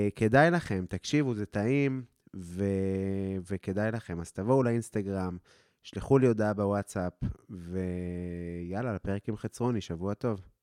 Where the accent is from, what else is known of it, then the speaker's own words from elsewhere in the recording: Afula, Northern District, Israel; also born or lived in London, United Kingdom / India; אני מעפולה